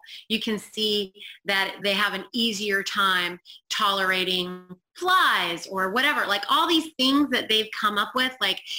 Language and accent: English; India; And I know I'm Indian and I can tolerate the sun a lot more